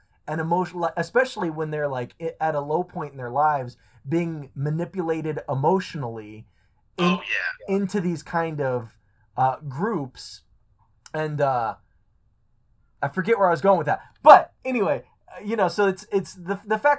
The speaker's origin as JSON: {"language": "English", "country": "United States", "said": "as an American"}